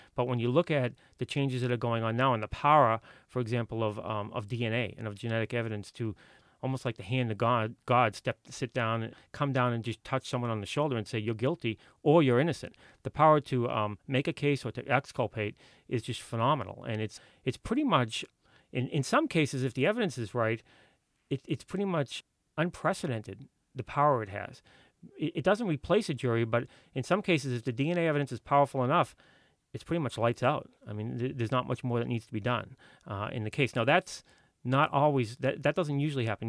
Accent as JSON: {"language": "English", "town": "Boston", "region": "Massachusetts", "country": "United States", "tie": "born or raised there", "said": "I grew up in Boston."}